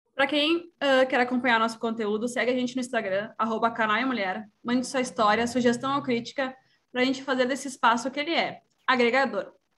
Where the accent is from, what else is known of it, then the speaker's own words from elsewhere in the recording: Rio Grande do Sul, Brazil; sou do Rio Grande do Sul